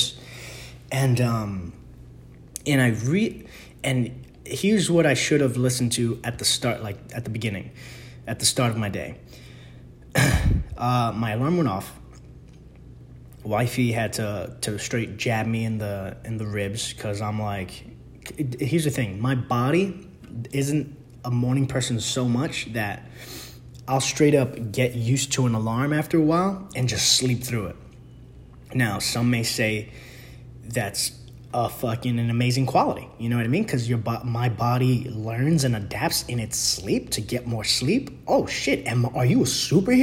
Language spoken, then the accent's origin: English; New York City, New York, United States; I'm from the Bronx.